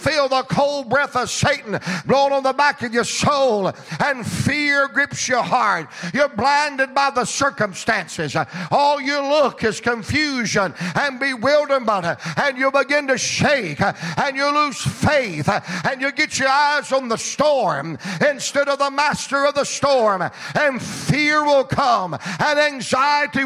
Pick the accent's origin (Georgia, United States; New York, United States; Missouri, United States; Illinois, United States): Georgia, United States; I'm from Georgia, same place he's from